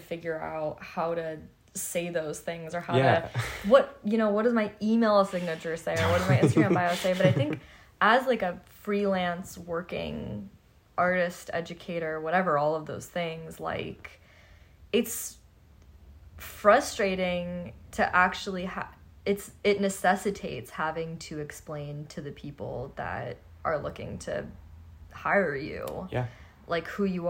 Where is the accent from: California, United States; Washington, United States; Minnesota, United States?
California, United States; Los Angeles; I grew up in Hollywood